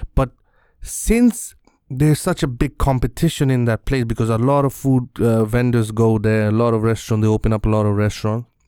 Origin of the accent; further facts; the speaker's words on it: Bangladesh; in my country in bangladesh